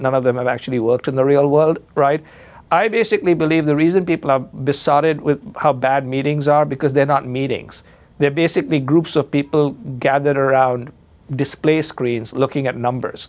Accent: India; now in Chicago, United States; I'm Indian

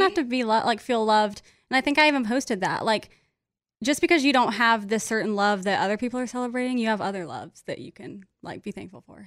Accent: Kansas, United States; now in Nashville, United States; we're both from Kansas, all my friends from Kansas

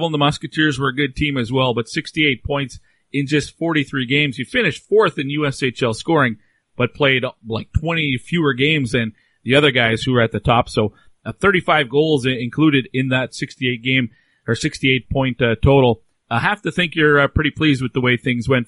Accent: Minnetonka, Minnesota, United States; I'm from Minnetonka, Minnesota.

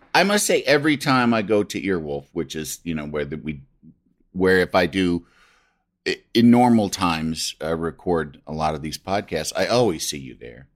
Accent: Yorkville, Illinois, United States; also born or lived in Michigan; my mom's family hometown is Yorkville, Illinois, and that's where oh, okay. I grew up

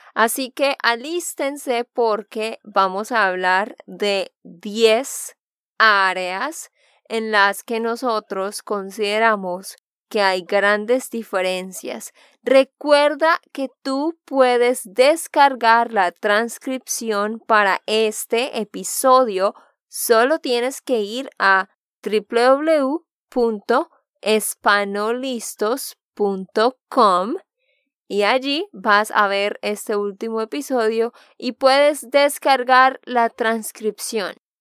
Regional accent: Santander, Colombia; de Santander, Colombia

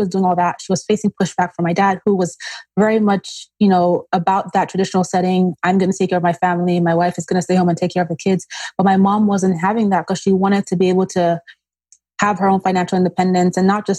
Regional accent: Nigeria; also born or lived in Austria; now in New Jersey, United States; Between Nigeria and Austria.

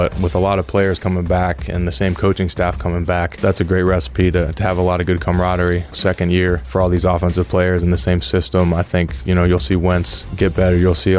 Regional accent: Pennsylvania, United States; And I'm in my home state. I love that. Not too far from where I went to school up at Penn State.

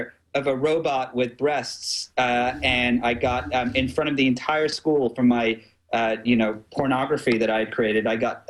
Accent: England, United Kingdom; now in United States; I grew up in England

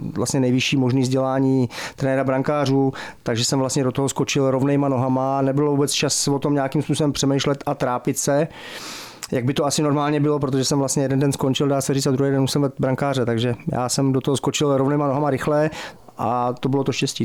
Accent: Pardubice, Pardubice Region, Czechia; also born or lived in Germany; Já jsem vyrůstal v Pardubicích, od sedmi let jsem tady byl.

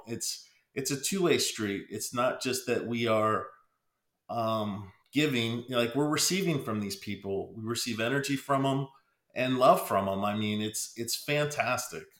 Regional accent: Pennsylvania, United States; I'm originally from Pennsylvania

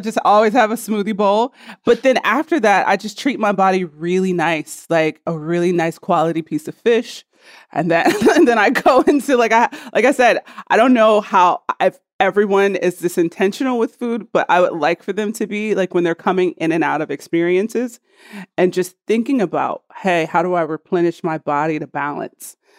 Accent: Cincinnati, Ohio, United States; I'm from Cincinnati, Ohio

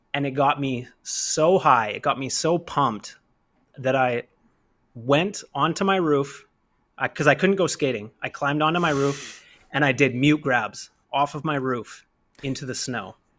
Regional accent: Kamloops, British Columbia, Canada; I'm not from New York. I'm from Kamloops

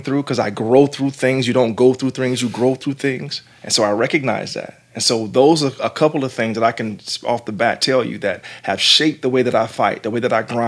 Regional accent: Jacksonville, Florida, United States; growing up in the neighborhood that I grew up in Jacksonville, Florida

